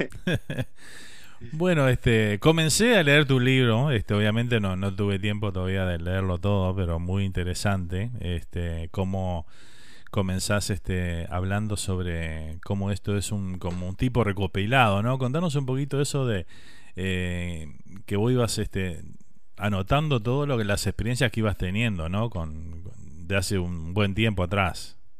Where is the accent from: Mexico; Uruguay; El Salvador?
Uruguay; moved away; con cualquier uruguayo que hables, este, siempre extrañamos las mismas cosas